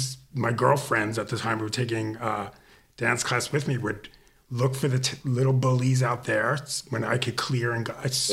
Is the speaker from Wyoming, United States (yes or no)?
no; New York City, New York, United States; I grew up in Queens